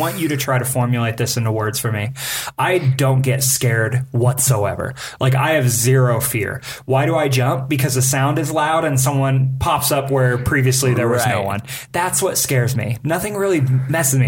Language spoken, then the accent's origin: English; Bakersfield, California, United States; I grew up in Bakersfield, California.